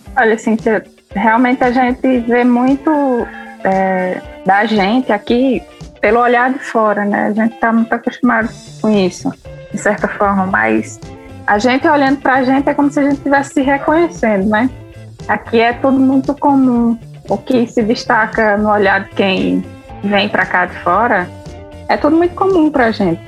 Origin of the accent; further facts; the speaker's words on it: Flores, Pernambuco, Brazil; also born or lived in Caruaru; eu sou do sertão de Pernambuco, do sertão do Pajeú